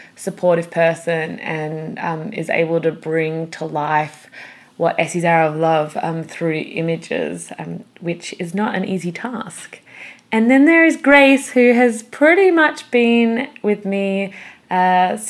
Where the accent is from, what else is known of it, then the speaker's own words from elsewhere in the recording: Perth, Western Australia, Australia; we're actually from Perth, the same city in Australia